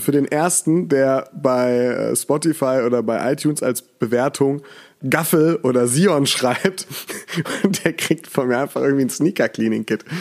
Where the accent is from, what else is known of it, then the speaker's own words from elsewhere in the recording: Mainz, Rhineland-Palatinate, Germany; moved away as an adult; now in Cologne, Germany; als Mainzer